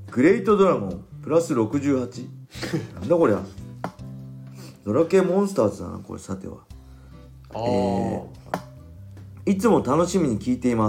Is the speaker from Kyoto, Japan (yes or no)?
no; Ibaraki, Japan; これもう一つ僕昔からこう茨城生まれ茨城育ちであのなまってる人大体友達なんですけど